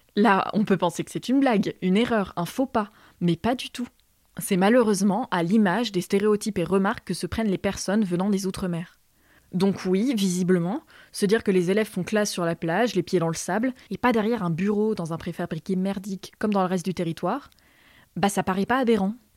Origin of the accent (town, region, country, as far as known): Limousin, Nouvelle-Aquitaine, France